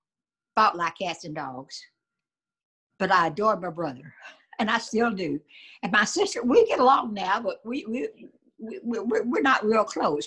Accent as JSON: {"language": "English", "town": "Winchester", "region": "Tennessee", "country": "United States", "tie": "born or raised there", "also_born_or_lived": "Georgetown, Kentucky"}